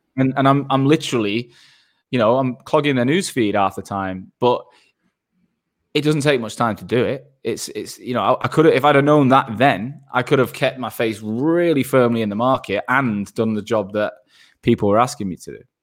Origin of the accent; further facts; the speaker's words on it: Manchester, North West England, United Kingdom; moved away as an adult; also born or lived in Australia / London; I'm from Manchester and I live there n, I'm back in Manchester now